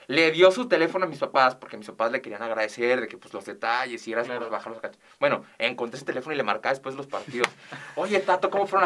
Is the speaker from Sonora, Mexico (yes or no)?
no; Ciudad Juárez, Chihuahua, Mexico; moved away; also born or lived in El Paso / Mexico City; decir que soy de Juárez a mí me llena de mucho, de, mucho orgullo